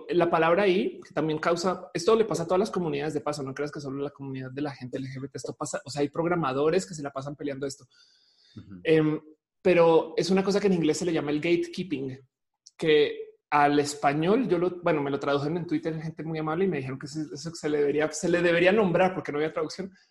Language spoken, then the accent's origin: Spanish; Monterrey, Nuevo León, Mexico; yo me identifico de Monterrey, ¿quién me va a decir que yo no soy de Monterrey? ¿Me explico? Es más, yo soy la mariscala de marcha de Monterrey. Tú sabes qué? de adelante, yo soy la, yo, soy de Nuevo León.